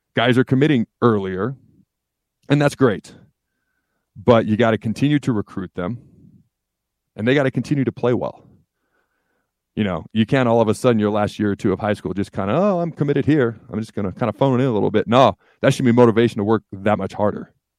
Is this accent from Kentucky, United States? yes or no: no; Washington, United States; also born or lived in Hastings, Nebraska; I was born in Hastings, but when I was three, I moved up to state of Washington, grew up state of Washington